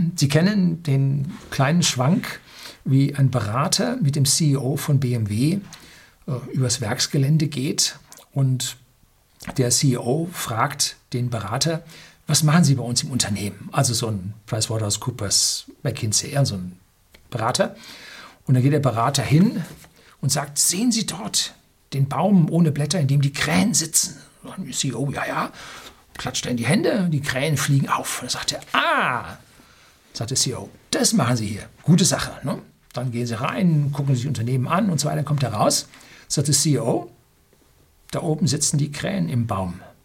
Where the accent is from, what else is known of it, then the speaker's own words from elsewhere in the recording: Germany; bei uns in Deutschland